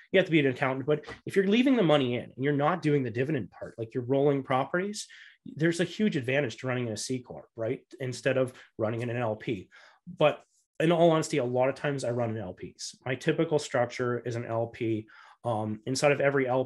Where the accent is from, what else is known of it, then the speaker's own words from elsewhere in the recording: Canada; I came from the Canadian background and I do 50 50.